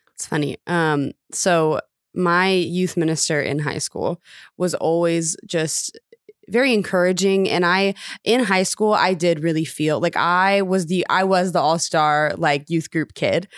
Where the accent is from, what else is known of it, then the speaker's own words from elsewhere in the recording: Round Rock, Texas, United States; I grew up in Austin, Texas, actually technically Round Rock, Texas.